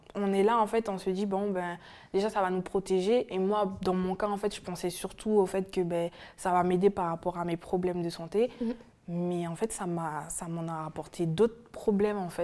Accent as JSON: {"language": "French", "country": "French Guiana", "moved": "yes", "lives_now": "France", "said": "je viens de la Guyane"}